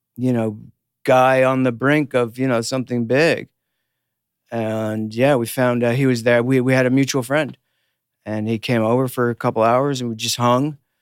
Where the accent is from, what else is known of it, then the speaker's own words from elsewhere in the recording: Los Angeles, California, United States; I grew up in Hollywood, we all knew each other